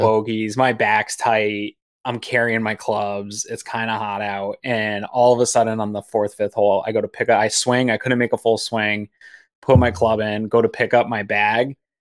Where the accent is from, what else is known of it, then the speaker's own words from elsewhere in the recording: Maine, United States; now in Western New York, United States; I grew up in Maine, played a lot of golf as a kid in Maine